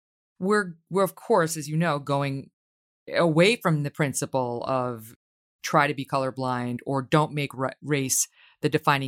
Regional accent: Ireland; Because I would say as an Irish woman, I don't...

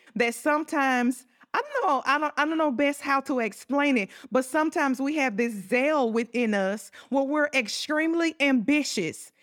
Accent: Southern, United States; accent: Southern country; my Southern country accent

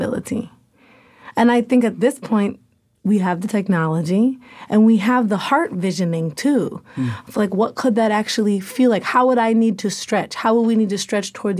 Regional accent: Portland, Oregon, United States; I'm from Portland, Oregon.

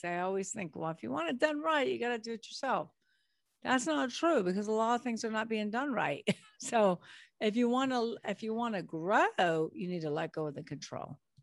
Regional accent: Long Beach, California, United States; now in New Orleans, United States; I was born in Long Beach, California

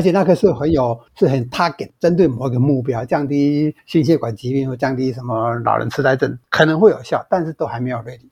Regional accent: Taiwan; 我们台湾人

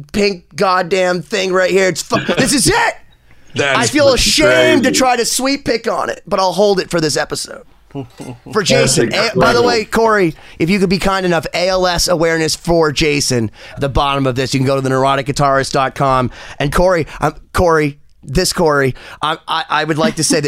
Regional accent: Boston, Massachusetts, United States; I'm a scumbag from Boston

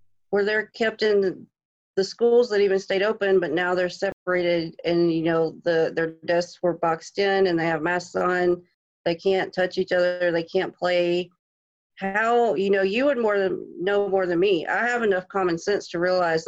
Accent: Georgia, United States; moved away as an adult; now in New Hampshire, United States; I'm from Georgia.

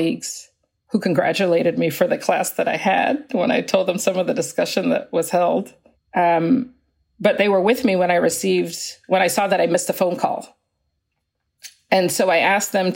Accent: Atlanta, Georgia, United States; also born or lived in Canada; I was born in Canada, but I've grown up in the United States since I was 8 years old, in Atlanta since I was 8 years old

